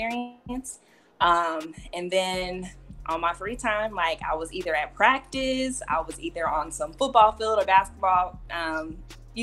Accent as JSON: {"language": "English", "town": "Oklahoma City", "region": "Oklahoma", "country": "United States", "tie": "born or raised there", "said": "I grew up in Oklahoma City with my mom and my brother"}